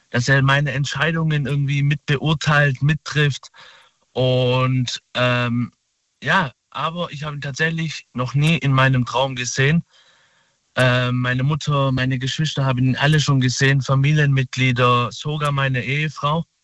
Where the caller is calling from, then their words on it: Saalach, Baden-Württemberg, Germany; Äh, aus Baden-Württemberg, Saalach.